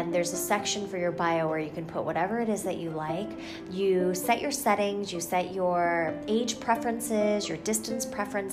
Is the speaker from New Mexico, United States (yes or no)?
yes; Albuquerque, New Mexico, United States; moved away as an adult; also born or lived in Los Angeles, California; now in Bay Area, United States; I grew up in Albuquerque, New Mexico